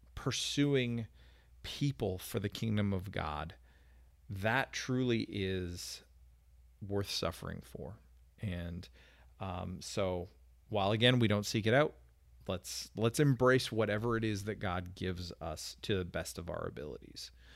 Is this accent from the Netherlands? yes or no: no; Canada; as a Canadian